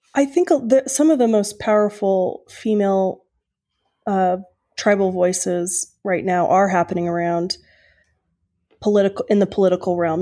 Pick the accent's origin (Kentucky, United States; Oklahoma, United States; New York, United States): Oklahoma, United States; moved away; I'm from Oklahoma originally